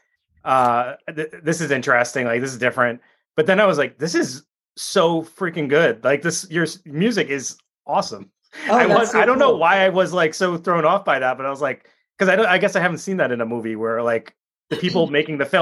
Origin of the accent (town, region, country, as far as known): Rhode Island, United States